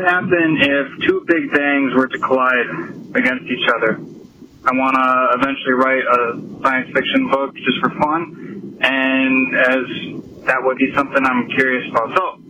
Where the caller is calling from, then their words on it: Green Bay, Wisconsin, United States; I'm calling from Green Bay, Wisconsin